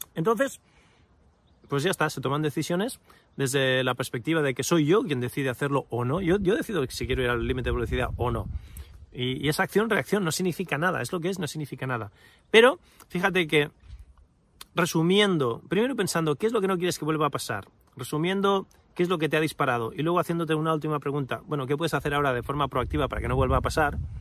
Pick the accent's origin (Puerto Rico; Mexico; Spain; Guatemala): Spain; nacido y crecido en España